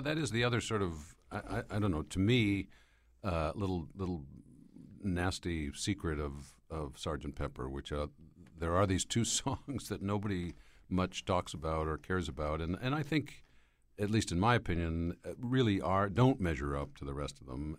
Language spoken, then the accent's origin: English; Schenectady, New York, United States; moved away; my hometown of Schenectady, New York